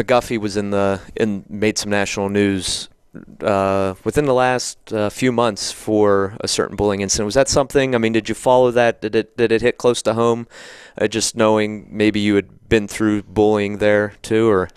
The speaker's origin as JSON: {"language": "English", "town": "Somerset", "region": "Pennsylvania", "country": "United States", "tie": "born or raised there", "said": "I grew up in Somerset, which is the other side"}